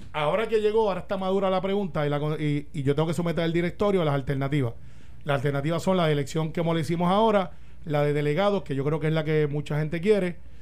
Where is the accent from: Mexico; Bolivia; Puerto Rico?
Puerto Rico; siendo puertorriqueño